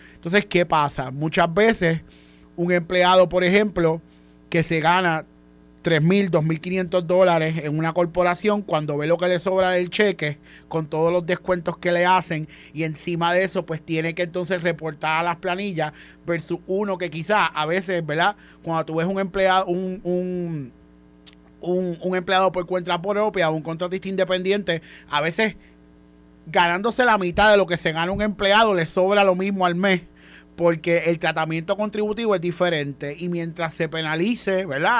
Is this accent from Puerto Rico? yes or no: yes; Puerto Rico; somos puertorriqueños